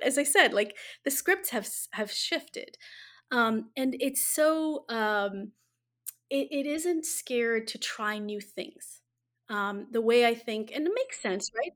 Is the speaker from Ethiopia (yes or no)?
yes; Ethiopia; now in United States; I'm originally from Ethiopia, right? So I grew up in the, in the throes of a revolution